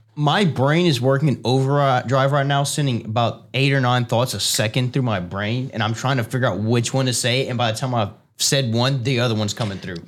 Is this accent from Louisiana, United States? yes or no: yes; Cajun, Louisiana, United States; I'm Cajun